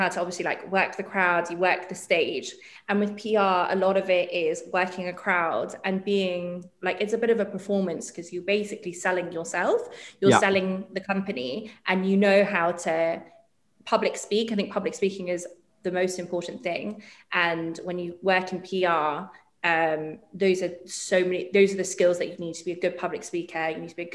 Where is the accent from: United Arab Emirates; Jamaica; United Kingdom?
United Arab Emirates; Dubai; I grew up in Dubai